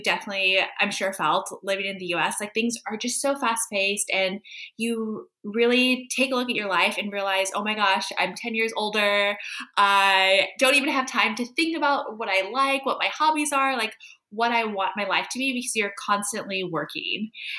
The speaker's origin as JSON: {"language": "English", "region": "California", "country": "United States", "moved": "as an adult", "lives_now": "Prague, Czech Republic", "said": "So I came here to Prague from California about 6 years ago."}